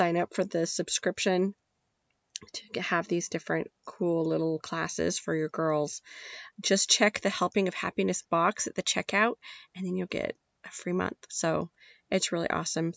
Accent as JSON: {"language": "English", "region": "Nevada", "country": "United States", "said": "I'm from Nevada"}